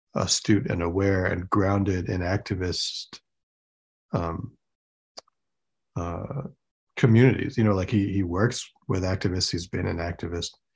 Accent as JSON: {"language": "English", "town": "Rochester", "region": "New York", "country": "United States", "tie": "born or raised there", "said": "when I was growing up in Rochester, New York"}